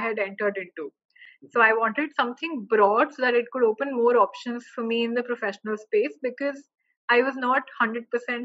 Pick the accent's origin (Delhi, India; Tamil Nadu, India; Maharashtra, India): Delhi, India; moved away as an adult; also born or lived in Oxford; I am from SRCC or I am from Delhi